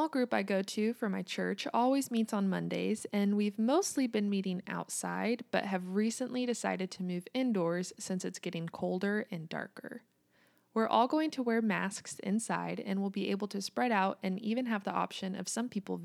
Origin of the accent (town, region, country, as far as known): United States; also born or lived in Kansas